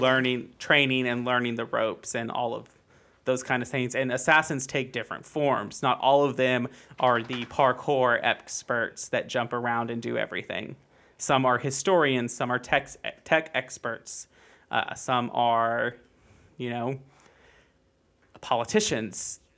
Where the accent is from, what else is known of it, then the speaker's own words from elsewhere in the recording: United States; I'm also American